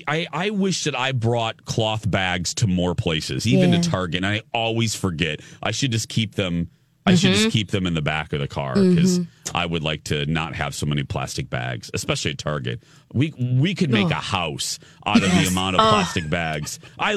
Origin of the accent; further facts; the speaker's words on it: Indiana, United States; moved away; also born or lived in Chicagoland area; Because we had an Aldi growing up in Indiana